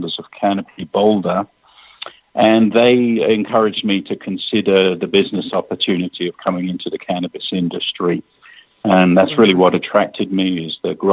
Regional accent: England, United Kingdom; moved away as an adult; now in Denver, United States; I actually grew up in England, and I came to the United States in 1993

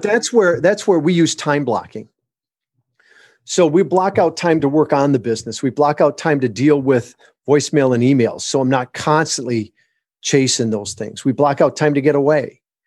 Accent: Michigan, United States; moved away as an adult; also born or lived in Southern California; My wife and I were, were born and raised in Michigan.

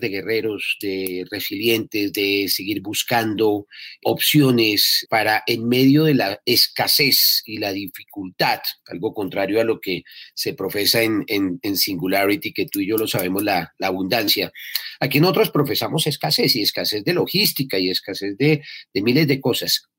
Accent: Colombia; los, colombianos somos absolutamente guerreros

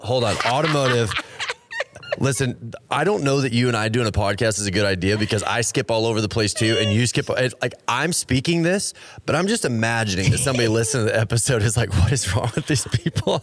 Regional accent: Texas, United States; I grew up in Texas

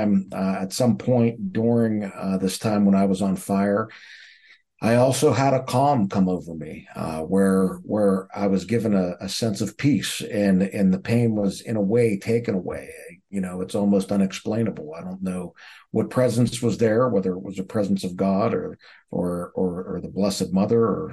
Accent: Pittsburgh, Pennsylvania, United States; I grew up in the United States, right outside of Pittsburgh, Pennsylvania

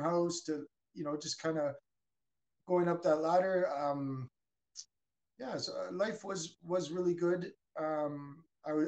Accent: Burnaby, British Columbia, Canada; I was born in Burnaby, British Columbia

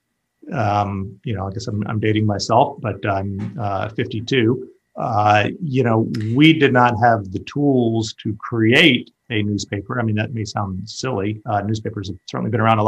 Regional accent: Atlanta, Georgia, United States; also born or lived in St. Louis; I grew up here in Atlanta.

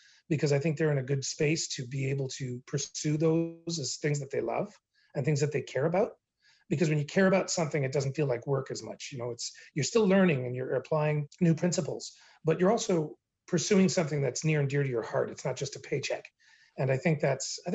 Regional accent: Gatineau, Quebec, Canada; I was born in Hull, Quebec, which is now known as Gatineau, but at the time was Hull. So I'm an Anglo-Quebecer, and I think it fashioned my youth a great deal. I went to English school in Quebec, grew up bilingual.

